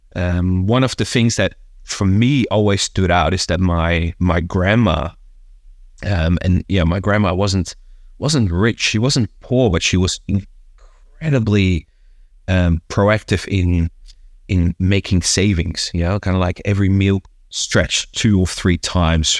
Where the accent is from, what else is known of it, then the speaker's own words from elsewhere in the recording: Hilversum, North Holland, Netherlands; moved away; also born or lived in Amsterdam; I grew up, uh, Amsterdam and, and kinda one of the, the, the, the suburban towns of Amsterdam, a place called, uh, Hilversum